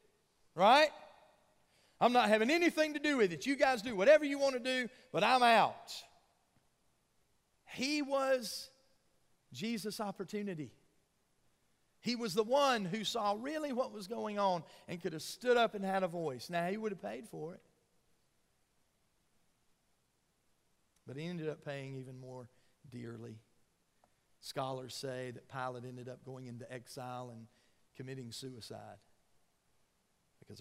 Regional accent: Georgia, United States; when I was a little boy growing up in Georgia

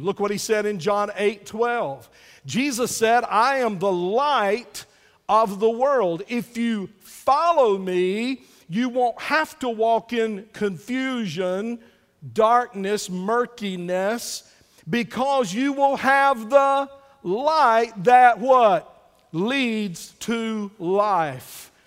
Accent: United States; I'm still glad to be an American

